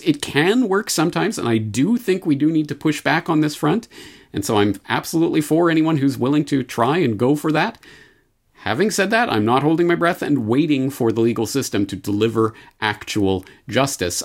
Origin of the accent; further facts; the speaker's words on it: Canada; as a Canadian